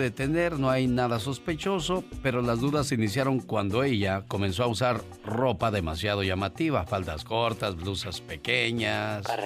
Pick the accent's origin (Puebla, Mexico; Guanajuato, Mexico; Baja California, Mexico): Baja California, Mexico; Mexicali; moved away; porque un día salí de Mexicali, pero Mexicali nunca salió de mí.